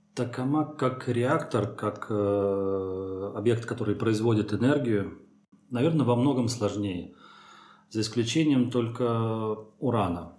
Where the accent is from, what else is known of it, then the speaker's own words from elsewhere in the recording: Troitsk, Moscow, Russia; moved away; also born or lived in France; я родился в Троицке, под Москвой, а, закончил там а, физико-математическую школу, лицей.